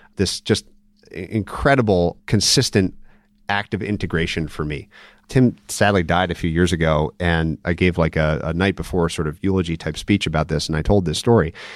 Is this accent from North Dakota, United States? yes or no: no; Minnesota, United States; I'm actually from Minnesota